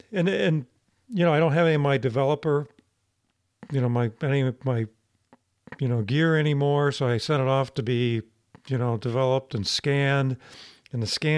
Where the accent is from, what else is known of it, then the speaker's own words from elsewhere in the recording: northern Ohio, United States; part of the country I come from, up in northern Ohio.